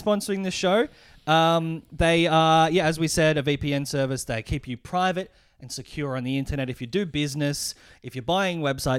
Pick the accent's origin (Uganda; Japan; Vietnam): Japan; I'm from Japan.